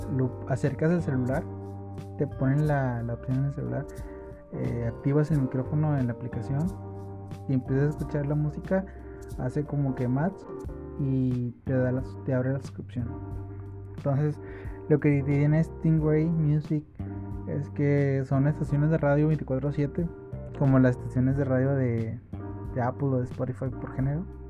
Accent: Santa Catarina, Nuevo León, Mexico; Soy de Monterrey por si no lo había notado. Este, bueno, soy de Santa Catarina, entonces me quedé cerca de San Pedro.

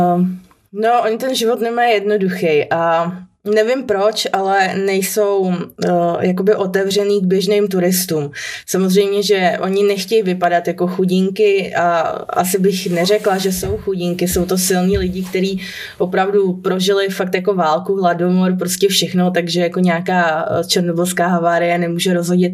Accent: Czechia; u nás v Čechách

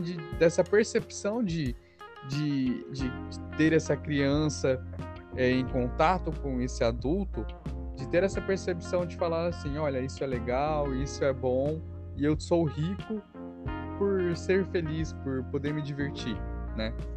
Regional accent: Brazil; somos nós brasileiros

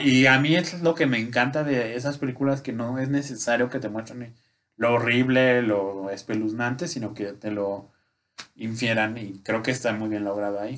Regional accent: Mexico; Como de, buen mexicano

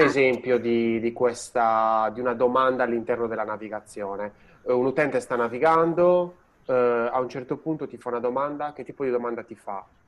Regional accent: Sardinia, Italy; now in Tuscany, Italy; io sono sardo e sono eh, in Toscana

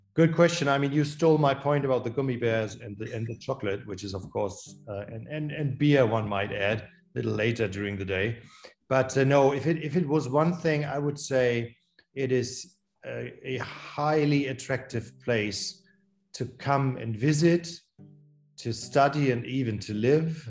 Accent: Hamburg, Germany; my hometown, Hamburg

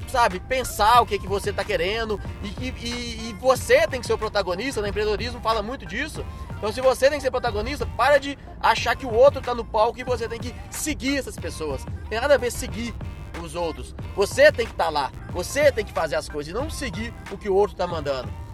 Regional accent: Belo Horizonte, Minas Gerais, Brazil; 31, sou de BH

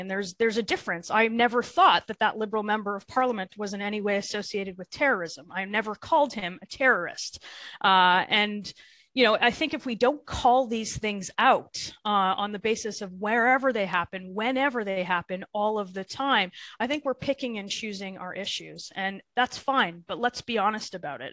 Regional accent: Thornhill, Ontario, Canada; I'm from Thornhill, which is a riding just north of uh, of Toronto, but a very very typical GTA uh, uh, riding. I've I grew up there.

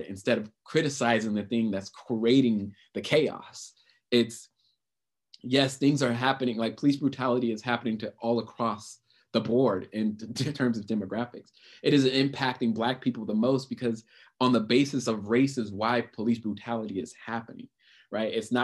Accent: United States; I enjoy living in America because this is where I'm born. I was born in America

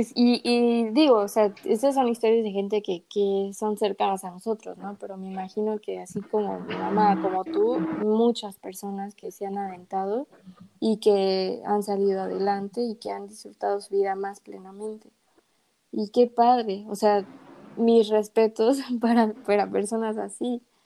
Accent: Mexico; soy mexicana

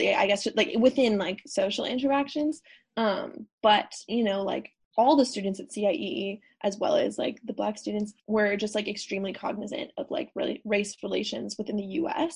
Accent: United States; I'm an American and I'm not French

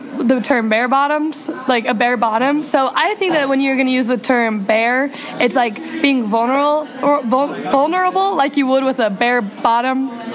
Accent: Logan, Bluffdale, Utah, United States; I'm from Logan, Bluffdale, Utah.

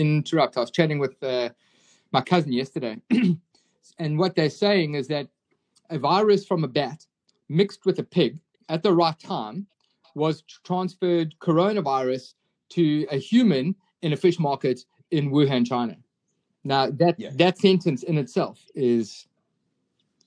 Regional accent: South Africa; I grew up in the Drakensberg in the mountains

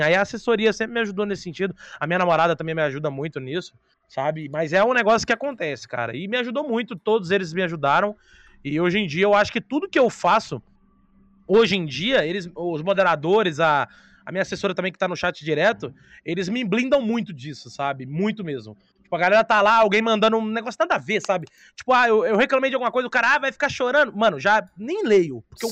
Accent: Brazil; A gente é brasileiro

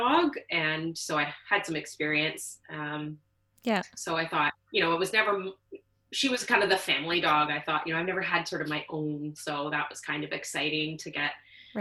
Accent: Toronto, Ontario, Canada; moved away as an adult; now in Vancouver Island, Canada; I'm originally from Ontario, Toronto. Moved out to British Columbia 6 years ago.

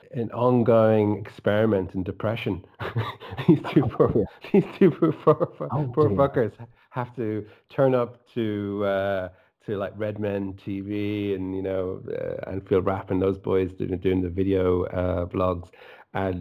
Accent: Dublin, Leinster, Ireland; I'm, as you can tell from my accent, I'm not from Liverpool. I'm from Dublin

